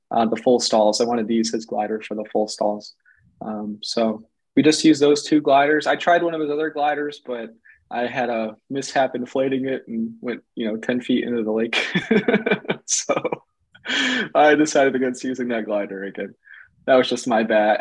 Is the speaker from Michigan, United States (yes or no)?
yes; Michigan, United States; I'm from Michigan